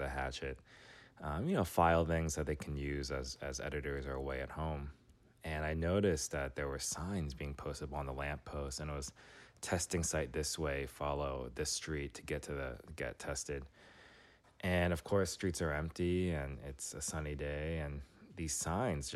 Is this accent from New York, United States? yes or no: yes; New York City, New York, United States; moved away as an adult; now in Washington, D.C., United States; I grew up in New York City. I moved to D.C. after my undergrad days